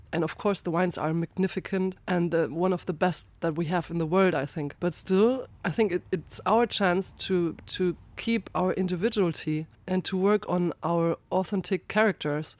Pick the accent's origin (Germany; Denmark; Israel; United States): Germany; Ingelheim, Rhineland-Palatinate; I'm from Rheinhessen, from the very northern part in that region, from Ingelheim.